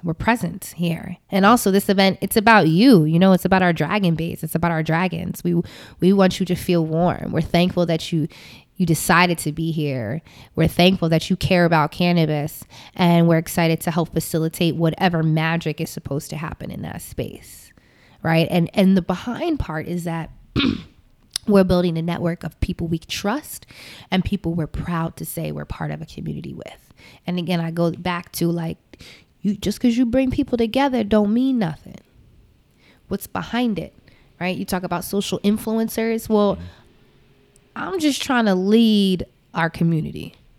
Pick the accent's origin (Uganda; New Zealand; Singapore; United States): United States; I'm American